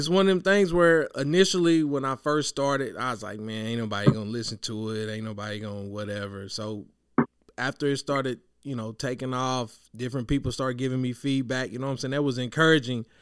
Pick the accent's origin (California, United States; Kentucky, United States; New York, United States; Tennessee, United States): Kentucky, United States; Western; growing up, I'm from Western Kentucky